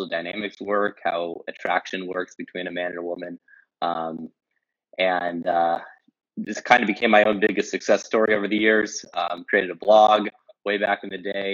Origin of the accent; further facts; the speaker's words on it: Los Angeles, California, United States; moved away as an adult; also born or lived in Tulum, Mexico; now in Kyiv, Ukraine; I'm a LA guy originally